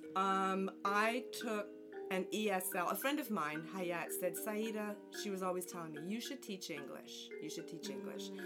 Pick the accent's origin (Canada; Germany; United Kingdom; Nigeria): Canada; Montreal, Quebec; moved away as an adult; now in New Jersey, United States; I'm originally from Montreal, Canada. And I've been in New Jersey since I married in 1984.